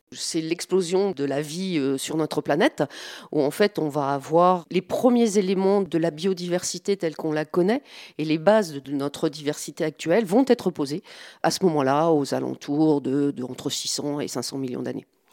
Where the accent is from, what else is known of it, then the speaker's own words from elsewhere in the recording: the Nord, Hauts-de-France, France; moved away; je suis originaire du Nord